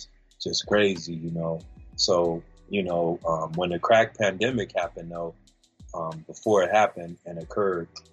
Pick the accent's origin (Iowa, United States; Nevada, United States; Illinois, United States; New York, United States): Nevada, United States; Las Vegas; also born or lived in California; I'm from California originally. I moved out here to Vegas when I was 5 years old.